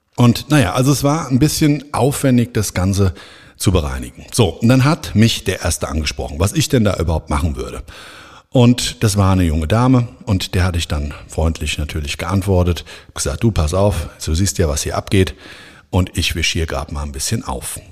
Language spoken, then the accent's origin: German; Frankfurt am Main, Hesse, Germany; in Frankfurt am Main, meiner Heimatstadt